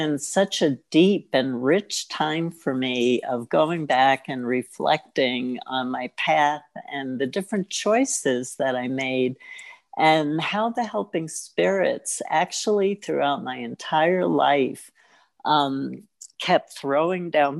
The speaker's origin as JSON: {"language": "English", "town": "New York City", "region": "New York", "country": "United States", "tie": "born or raised there", "said": "I grew up, I was born in Brooklyn"}